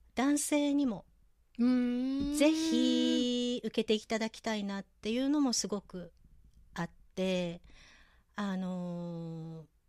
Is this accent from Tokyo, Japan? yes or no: no; Nagoya, Aichi, Japan; 名古屋生まれの名古屋育ちで、えー、今も名古屋在住なんですけれども